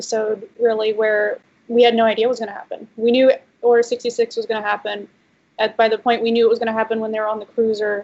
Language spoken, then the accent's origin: English; North Carolina, United States; moved away as an adult; now in California, United States; I grew up in North Carolina, and I lived there for 23, almost 24 years, and then I moved to California. So that's where I am now.